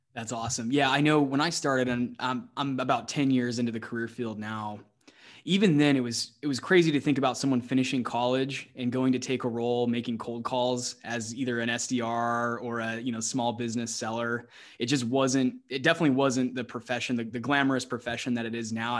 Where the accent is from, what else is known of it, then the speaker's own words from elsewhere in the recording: Arizona, United States; also born or lived in Texas; we're both from the States, the, you know, specifically both from Arizona